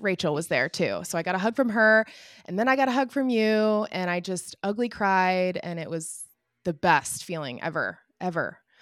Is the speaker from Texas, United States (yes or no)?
no; Indianapolis, Indiana, United States; I'm from Indianapolis, so the Indy Mini